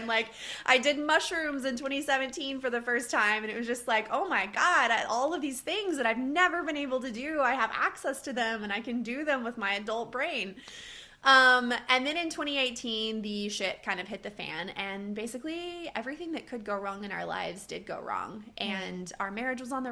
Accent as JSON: {"language": "English", "region": "Texas", "country": "United States", "tie": "born or raised there", "also_born_or_lived": "northeastern Minnesota", "moved": "as an adult", "lives_now": "Minnesota, United States", "said": "I grew up in Texas and lived in Texas my whole life."}